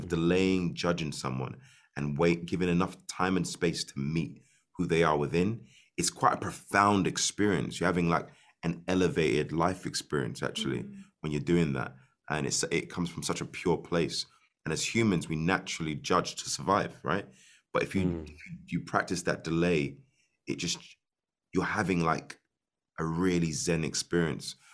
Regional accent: Ireland; I'm Irish

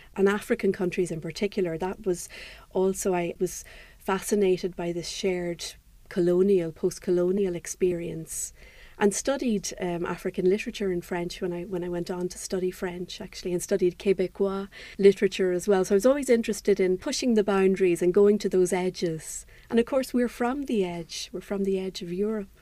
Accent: Fermanagh, Northern Ireland, United Kingdom; moved away as an adult; also born or lived in Belfast / Limerick / Cork / Wicklow; now in Paris, France; I was raised in Fermanagh, you know, very close to Donegal

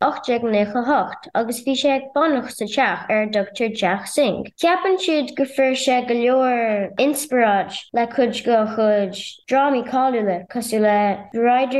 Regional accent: Inishmaan, Connacht, Ireland; I'm from Inishman. Inishmeon is one of the three Aran Islands.

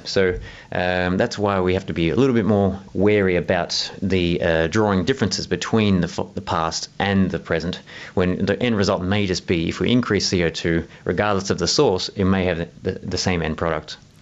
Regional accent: Southeast Australia, Australia

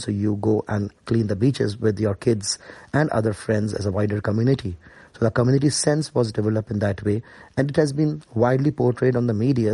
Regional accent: Karachi, Sindh, Pakistan; moved away as an adult; also born or lived in Cambridge, England; now in Ireland; I'm from Karachi

